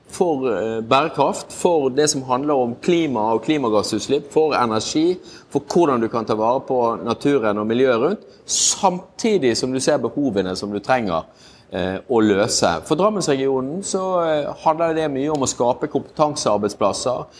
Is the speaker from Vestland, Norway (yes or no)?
yes; Bergen, Vestland, Norway; moved away; jeg er jo en bergenser